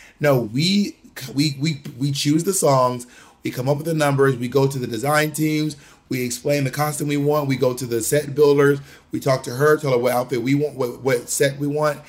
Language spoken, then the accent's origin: English; Georgia, United States; also born or lived in Alabama / Mississippi; I'm from a red state. I'm not from New York City. I wasn't raised in New York City or anything. I was born in Georgia. I was raised in Georgia, Alabama, and Mississippi.